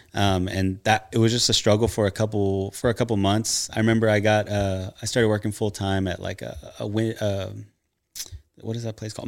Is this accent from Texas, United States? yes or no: yes; Nacogdoches, Texas, United States; I'm from East Texas, a little town called Nacogdoches